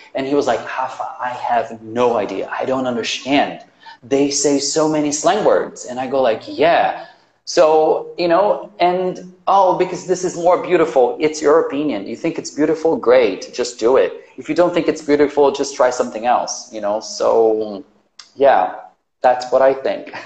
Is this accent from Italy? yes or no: no; Recife, Pernambuco, Brazil; English is a second language; I am Brazilian. I learned English in Brazil and I became a teacher here.